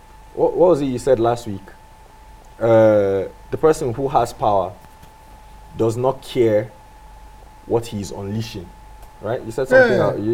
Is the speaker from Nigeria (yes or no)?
yes; Jos, Plateau, Nigeria; I'm from Jos.